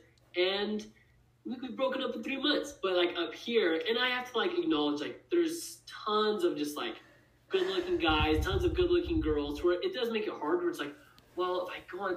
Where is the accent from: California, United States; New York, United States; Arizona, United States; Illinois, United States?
Arizona, United States; I'm from Arizona, and I've dated girls in Arizona